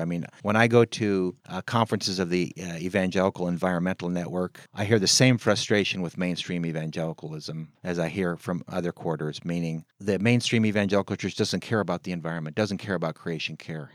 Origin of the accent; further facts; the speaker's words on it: San Francisco, California, United States; I was born on August twenty-fourth, nineteen fifty-two at Saint Francis Hospital in San Francisco, California